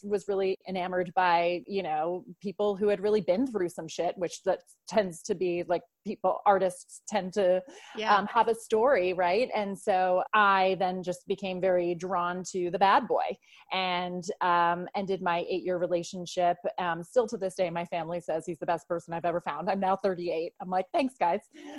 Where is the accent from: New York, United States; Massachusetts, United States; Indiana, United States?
New York, United States; also born or lived in Ireland / Brooklyn, New York / Westchester, New York; I'm actually originally from Ireland, lived there as a kid, but grew up in New York for the most part.